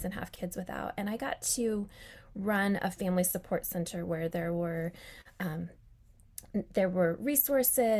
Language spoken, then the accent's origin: English; Colorado, United States; now in Charlotte, United States; I was born in Colorado